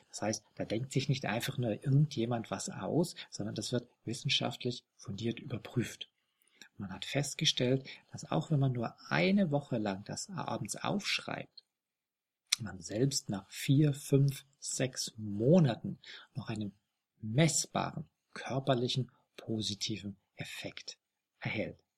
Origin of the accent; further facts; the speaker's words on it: Bavaria, Germany; die gibt's nicht nur hier in Bayern, wo ich herkomme, wo ich war